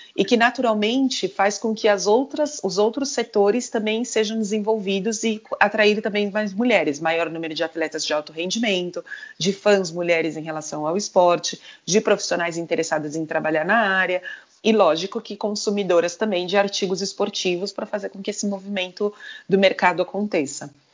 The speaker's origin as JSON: {"language": "Portuguese", "country": "Brazil", "moved": "as an adult", "said": "sempre você acaba caindo um pouco na comunidade do seu país, né? Então, tem várias amigas brasileiras"}